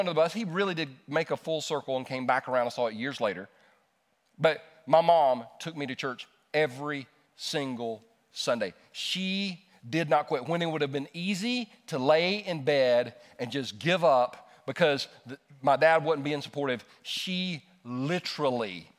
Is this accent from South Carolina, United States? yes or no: yes; Easley, South Carolina, United States; also born or lived in Los Angeles, California; we moved from California, Los Angeles, California, to Easley, South Carolina